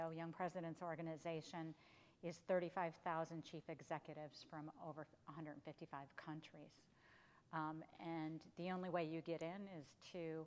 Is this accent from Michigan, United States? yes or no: yes; Michigan, United States; also born or lived in California / Washington, District of Columbia, United States; now in the South, United States; born and raised in Michigan